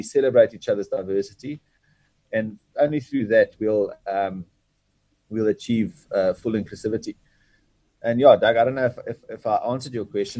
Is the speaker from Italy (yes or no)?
no; Bloemfontein, Free State, South Africa; I'm Afrikaans. I was born in Bloemfontein